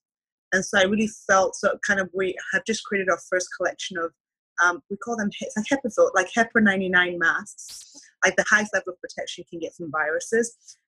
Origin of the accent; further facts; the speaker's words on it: Nigeria; also born or lived in Canada; Mm-hmm, but I lived in Nigeria when I was young.